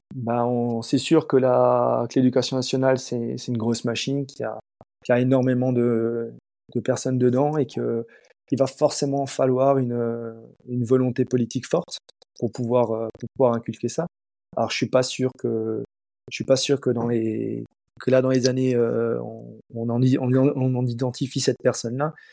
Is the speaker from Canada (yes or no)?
no; Alsace, Grand Est, France; chez nous en Alsace